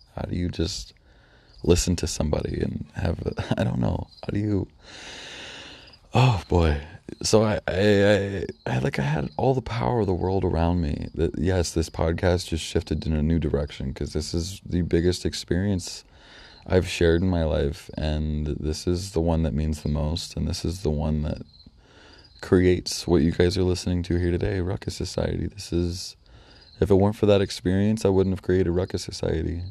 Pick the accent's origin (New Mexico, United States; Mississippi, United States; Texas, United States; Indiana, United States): Indiana, United States; North Judson; I ended up moving out back to my hometown in North Judson